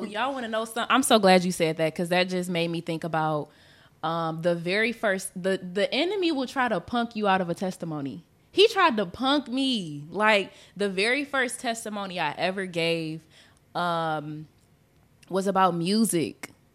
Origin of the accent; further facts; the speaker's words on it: Michigan, United States; we from, we're from Michigan